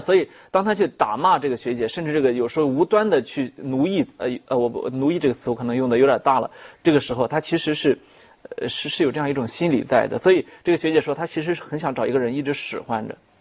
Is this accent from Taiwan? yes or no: no; China; 我们中国人特别爱强调说孝心